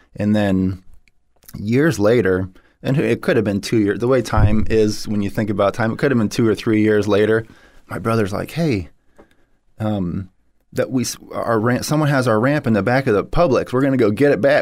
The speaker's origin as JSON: {"language": "English", "town": "St. Petersburg", "region": "Florida", "country": "United States", "tie": "born or raised there", "said": "I grew up in Saint Petersburg, Florida."}